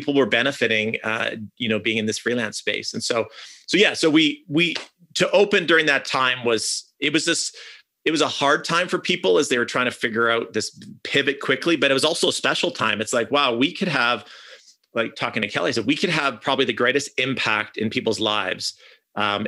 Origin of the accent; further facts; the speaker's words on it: Canada; I'm from Canada